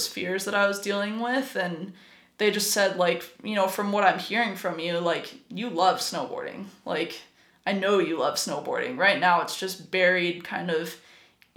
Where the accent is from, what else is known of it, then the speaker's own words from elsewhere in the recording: Steamboat Springs, Colorado, United States; So I grew up in Steamboat Springs, Colorado.